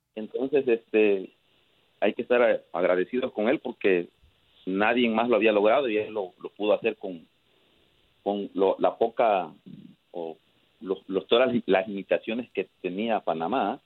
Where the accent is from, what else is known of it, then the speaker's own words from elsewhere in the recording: Mexico; now in Chicago, United States; yo soy de México